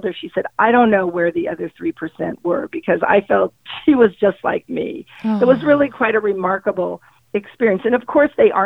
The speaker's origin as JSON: {"language": "English", "town": "San Diego", "region": "California", "country": "United States", "tie": "born or raised there", "said": "I grew up in San Diego and we lived on a canyon"}